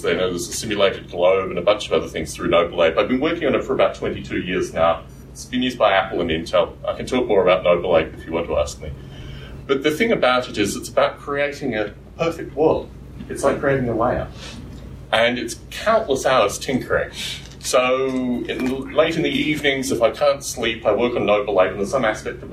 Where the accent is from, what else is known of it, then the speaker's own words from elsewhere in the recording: Canberra, Australian Capital Territory, Australia; moved away; also born or lived in Adelaide, South Australia; I was born in Adelaide in South Australia, and I was raised in Canberra